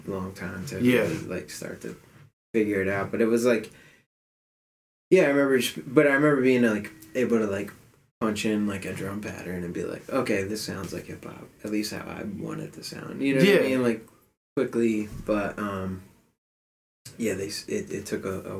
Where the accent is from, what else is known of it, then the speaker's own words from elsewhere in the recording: Philadelphia, Pennsylvania, United States; I grew up in Philly, from Philly, East Oak Lane, border of Alleyne and East Oak Lane. It's like north Philly.